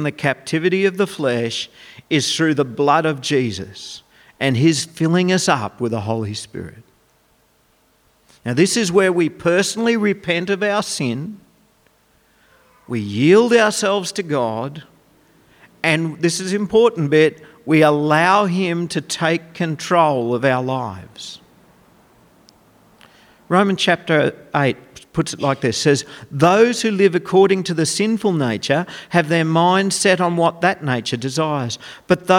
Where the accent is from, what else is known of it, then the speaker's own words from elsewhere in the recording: Goondiwindi, Queensland, Australia; also born or lived in Dalby; When I grew up in Gundawindi